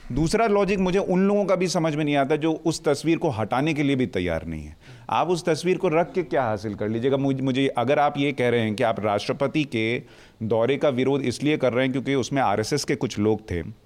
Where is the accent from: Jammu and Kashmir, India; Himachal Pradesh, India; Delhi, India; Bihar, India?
Bihar, India; moved away; मैं तो बिहार से आता हूँ